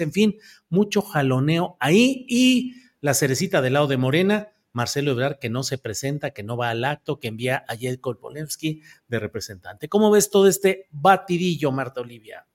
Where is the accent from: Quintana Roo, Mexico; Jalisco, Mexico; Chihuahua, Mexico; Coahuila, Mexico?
Coahuila, Mexico; Torreón; Yo nací en Torreón, Coahuila